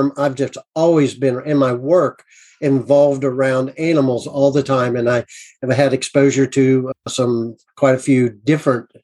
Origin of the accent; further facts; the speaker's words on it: United States; I'm an American